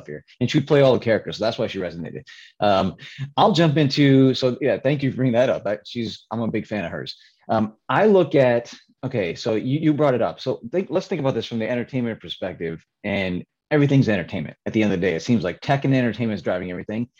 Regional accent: Chicago, Illinois, United States; also born or lived in New York City area; now in New York, United States; I'm from Chicago area, live in the New York City area now

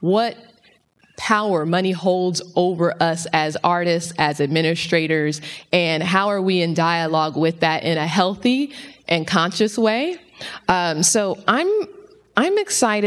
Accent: Los Angeles, California, United States; I'm from South Central LA.

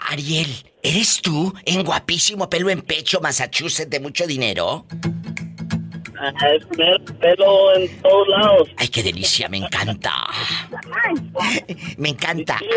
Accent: Villa Guerrero, Jalisco, Mexico; moved away; Sí, sí, yo soy de Villaguerrero.

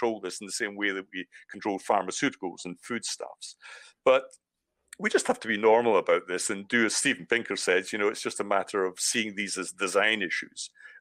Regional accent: Scotland, United Kingdom; accent: Scottish; now in Brighton, United Kingdom; I suppose the Scottish accent

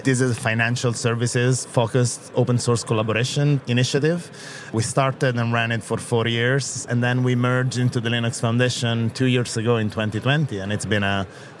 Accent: Italy; accent: Italian; I grew up here in Europe. I'm Italian, as you can hear from my outrageous Italian accent.

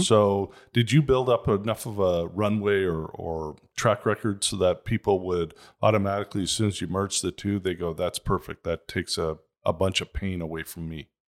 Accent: Toronto, Ontario, Canada; now in Scottsdale, United States; I grew up in Toronto. It was a pretty nice area

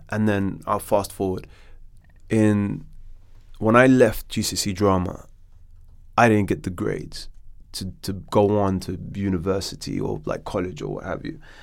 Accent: Morocco; now in London, United Kingdom; I was born in London, and then my dad shipped me out to Morocco

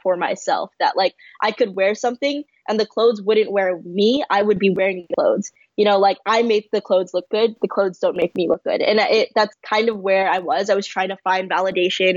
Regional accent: San Francisco, California, United States; I grew up in San Francisco in a predominantly East Asian area

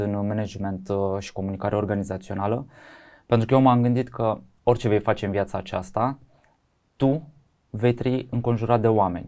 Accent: Bucharest, Romania; eu sunt un bucureștean jet by jet, sunt crescut aici, am copilărit aici

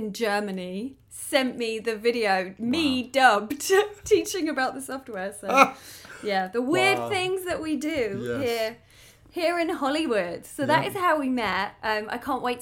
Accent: United Kingdom; now in Los Angeles, United States; I'm a British TV host, actor, and comedian living

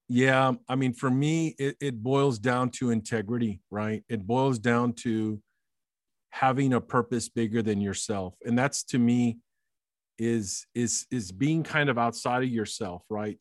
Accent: Alice, Texas, United States; as a ten-year-old growing up in Alice, Texas

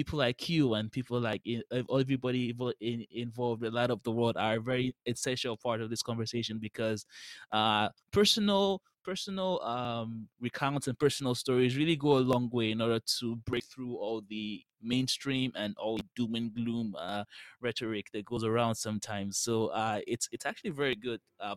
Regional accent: Nigeria; where I'm from Nigeria

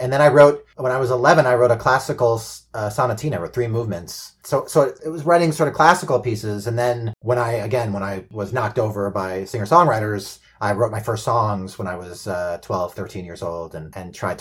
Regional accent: Port Washington, New York, United States; And I'm from Port Washington, so I know Oyster Bay well.

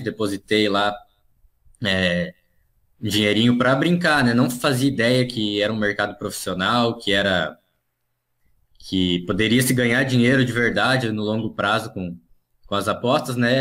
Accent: Foz do Iguaçu, Paraná, Brazil; moved away as an adult; now in Gramado, Brazil; eu sou paranaense, né? Eu nasci em Foz do Iguaçu, na verdade, lá na, na fronteira. Mas hoje moro em Gramado, no Rio Grande do Sul.

